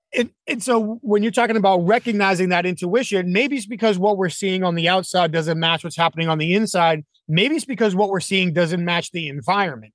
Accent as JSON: {"language": "English", "region": "New England", "country": "United States", "tie": "born or raised there", "said": "I grew up in New England"}